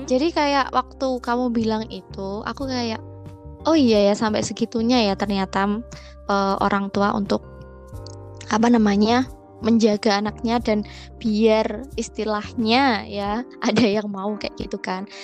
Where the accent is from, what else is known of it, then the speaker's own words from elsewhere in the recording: Surakarta, Central Java, Indonesia; bahkan kalau misalkan aku kan dari Solo itu kan uh, putih ya Nit ya pulang kesini sini tuh kayak jadi hitam jadi tambah hitam